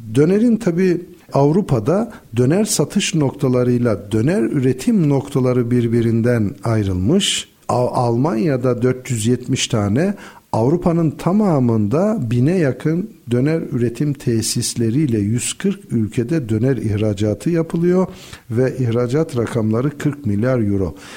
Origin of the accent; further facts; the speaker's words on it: Black Sea Region, Turkey; Karadeniz insanı olarak devletle millet arasındaki çok gönül köprülerinin olmadığı çocukluk yıllarımızı onu gördük.